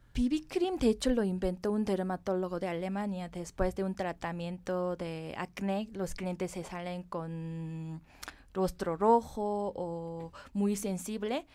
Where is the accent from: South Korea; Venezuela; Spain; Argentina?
South Korea; Spanish is a second language; moved away as an adult; now in Mexico; Yo nací en Corea y viví ahí y me eduqué ahí. Me vine después de terminar la universidad a México